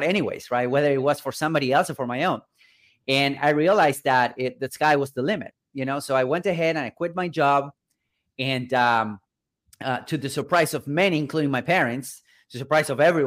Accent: Buenos Aires, Argentina; I'm originally from Buenos Aires, from Argentina and South America, right? I was born and raised here in a kind of a middle-class family in a third world country

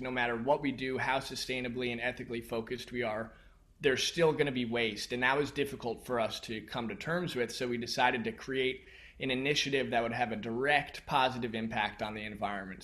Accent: United States; growing up in the United States especially, we're a very mind-based culture

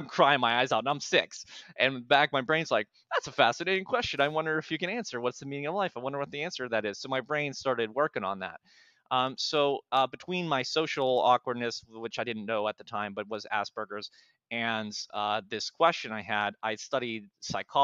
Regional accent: Pittsburgh, Pennsylvania, United States; I'm from Pittsburgh originally

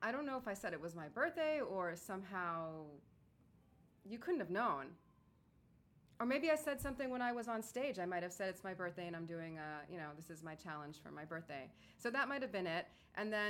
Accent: New York City, New York, United States; I'm from the Bronx.

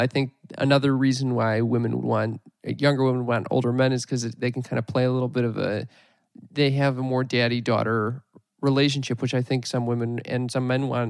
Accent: Chicago, Illinois, United States

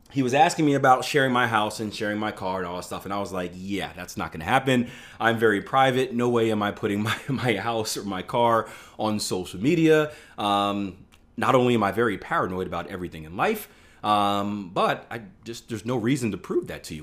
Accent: Philadelphia, Pennsylvania, United States; I, I, I grew up in Philadelphia in, in, in urban area

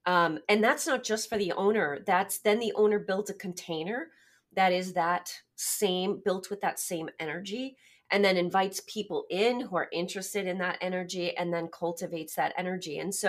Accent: Massachusetts, United States; I hail from Massachusetts.

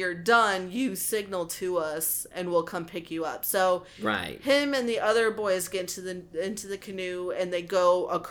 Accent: Texas, United States; we're from Texas.

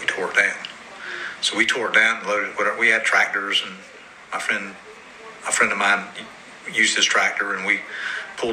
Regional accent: Johnsonville, South Carolina, United States; I'm from Johnsonville, South Carolina. I grew up in a community called Prospect.

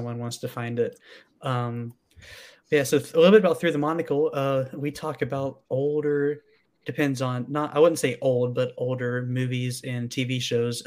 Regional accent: Alabama, United States; moved away; also born or lived in St. Augustine, Florida; I grew up in Alabama, moved to St. Augustine, Florida for about 7 years, and then my family moved back recently

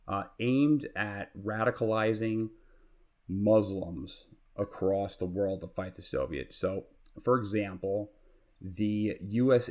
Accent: New York City, New York, United States; I grew up in Queens

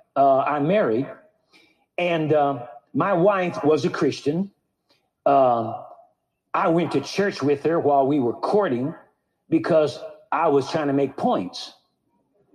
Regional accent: Santa Monica, California, United States; I was born in Santa Monica, California. I've lived in the Los Angeles area all my life.

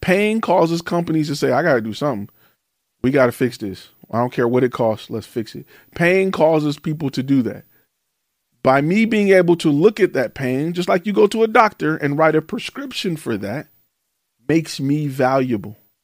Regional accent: Detroit, Michigan, United States; moved away; I'm from Detroit

